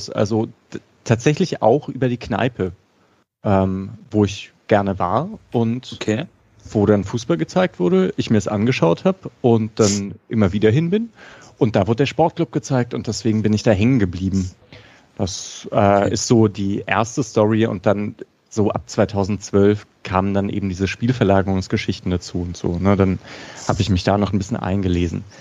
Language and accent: German; Baden-Württemberg, Germany; Genau, ich bin in La aufgewachsen.